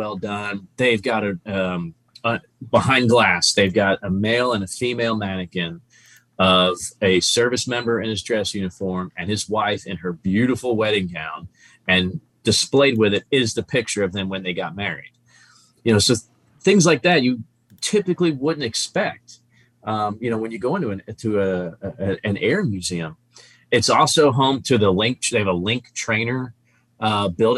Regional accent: New Jersey, United States; now in Texas, United States; I'm from New Jersey. So when I lived here as a kid

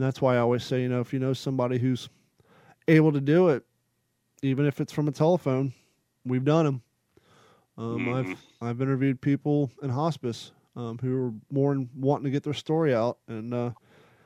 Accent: Kentucky, United States; growing up in Kentucky

